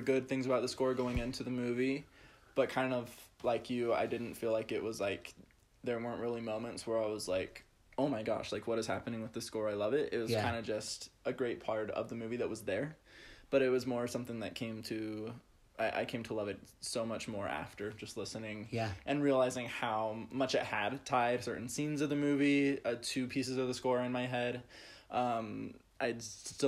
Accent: United States; as an American

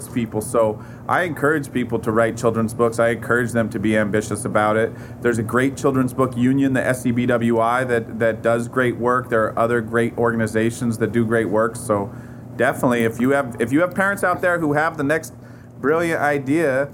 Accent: Portland, Oregon, United States; I grew up in Portland, Oregon

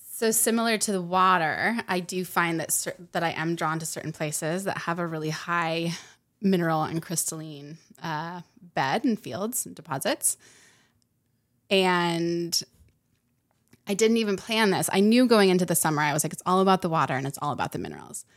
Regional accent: Utah, United States; I grew up in Utah, so I grew up in the mountains

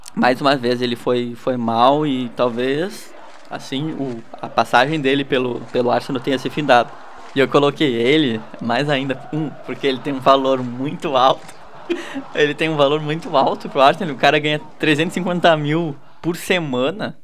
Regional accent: Rio Grande do Sul, Brazil; a gente é do Rio Grande do Sul

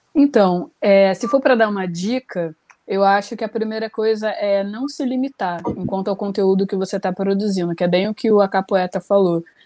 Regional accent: Rio de Janeiro, Brazil; eu tenho 29 anos, sou carioca.

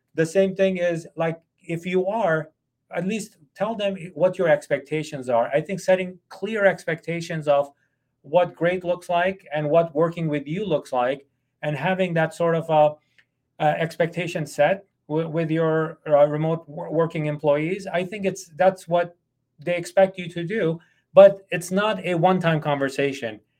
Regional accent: United States; I'm an American boss

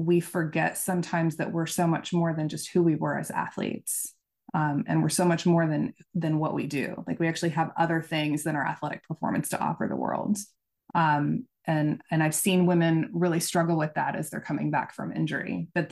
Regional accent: Oklahoma, United States; I'm from Oklahoma

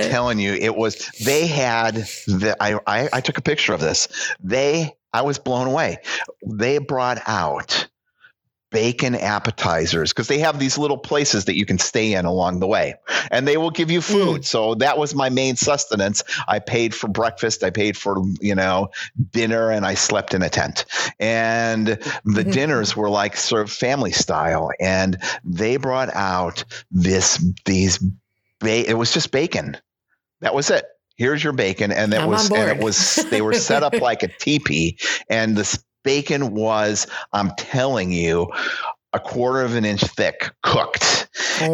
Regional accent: United States; I am so unproud to call myself an American.

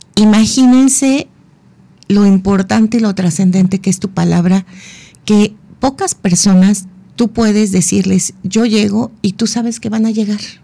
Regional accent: Mexico; Como mexicanos

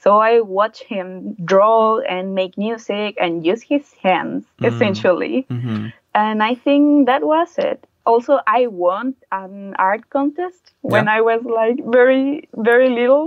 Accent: Chile; I'm a freelance comic illustrator from Chile.

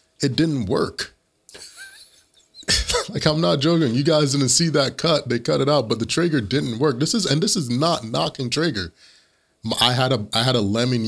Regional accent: Jamaica; I'm Jamaican.

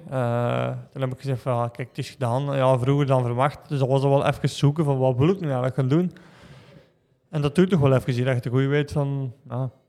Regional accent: Belgium; Dus uh, weet bij als Belg dat zo van, ja

